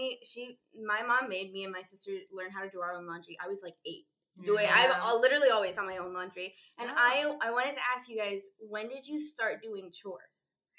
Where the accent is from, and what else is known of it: Illinois, United States; born or raised there